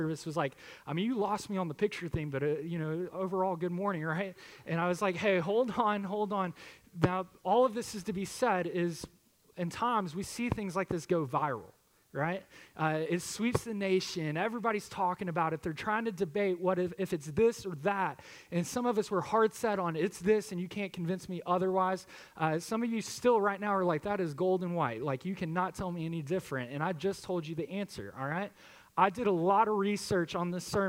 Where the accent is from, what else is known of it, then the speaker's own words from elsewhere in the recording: Harmony, Texas, United States; I grew up in Harmony, and just having the honor and privilege to come back home